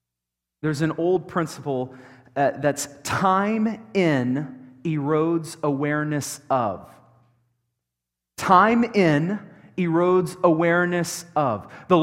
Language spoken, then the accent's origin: English; Dallas, Texas, United States; now in Colorado Springs, United States; I came from Dallas, where we have nothing. Nothing.